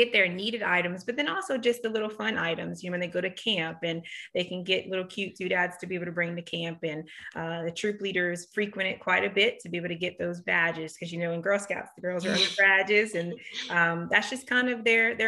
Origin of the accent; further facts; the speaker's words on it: Lafayette, Louisiana, United States; also born or lived in Duson; I was actually born and raised in Lafayette. And I like to say I grew up on the line between Doosan and Lafayette.